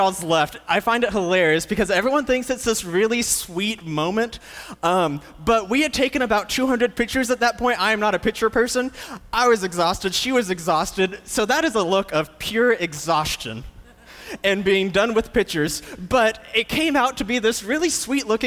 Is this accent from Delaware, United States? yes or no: no; Moody, Texas, United States; I grew up right here in Central Texas over in Moody